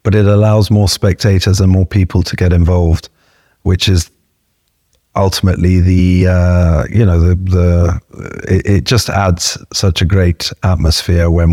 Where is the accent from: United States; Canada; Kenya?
Kenya; I'm Kenyan